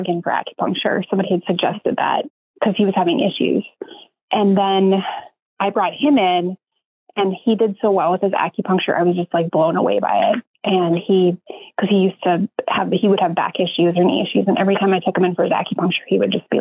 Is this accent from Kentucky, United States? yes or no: no; North Dakota, United States; moved away as an adult; also born or lived in Oregon; now in Columbus, United States; I'm originally from North Dakota